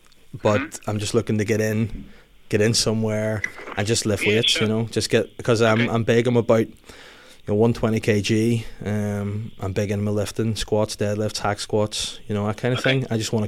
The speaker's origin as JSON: {"language": "English", "town": "Belfast", "region": "Northern Ireland", "country": "United Kingdom", "said": "I'm just new to the area. I'm from Belfast"}